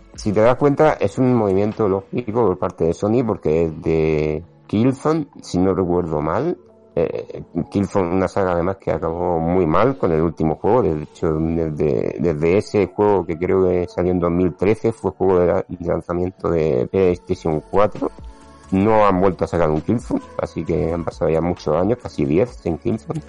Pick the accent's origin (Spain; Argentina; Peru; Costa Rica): Spain; Region of Murcia; moved away; Estoy aquí en, mi tierra.